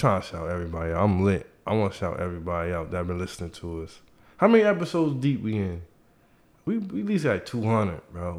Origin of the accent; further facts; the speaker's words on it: Detroit, Michigan, United States; Salute to Mariah in Detroit. I'm from Detroit. Niggas don't even know I'm on the low.